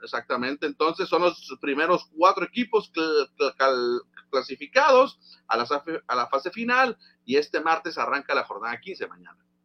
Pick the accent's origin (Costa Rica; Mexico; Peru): Mexico; como mexicano